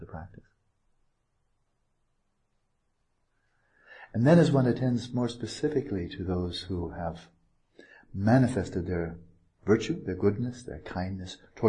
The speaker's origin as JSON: {"language": "English", "country": "United States", "said": "I'm an American"}